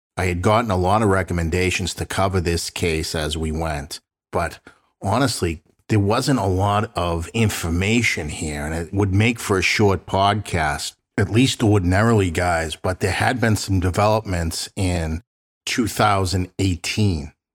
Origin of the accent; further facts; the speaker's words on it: Boston, Massachusetts, United States; Both Sandy and I grew up in South Boston